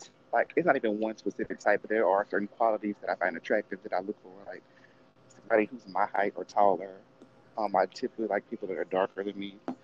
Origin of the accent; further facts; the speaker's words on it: the South, United States; growing up in the South, I mean, black people give me a hard time because they just automatically assume I had it easier